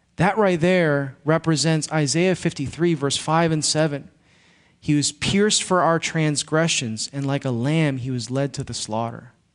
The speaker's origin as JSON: {"language": "English", "town": "Chicago", "region": "Illinois", "country": "United States", "tie": "born or raised there", "moved": "yes", "said": "I grew up in Chicago"}